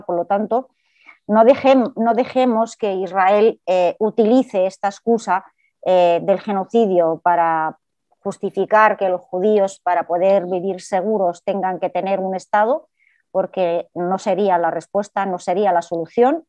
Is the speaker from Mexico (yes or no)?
no; Palestine; now in Spain; Yo como persona palestina